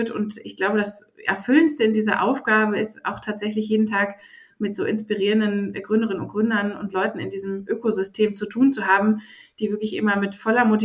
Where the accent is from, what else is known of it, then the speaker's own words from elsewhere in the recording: Berlin, Germany; gebürtige Berlinerin. Ich sage immer, ich bin das letzte Einhorn in dieser Stadt.